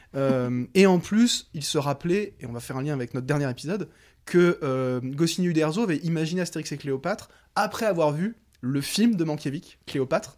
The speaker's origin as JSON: {"language": "French", "town": "Lyon", "region": "Auvergne-Rhône-Alpes", "country": "France", "said": "en tant que lyonnais"}